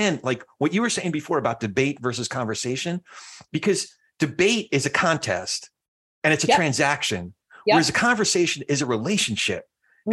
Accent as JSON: {"language": "English", "region": "New Jersey", "country": "United States", "said": "I'm from Jersey"}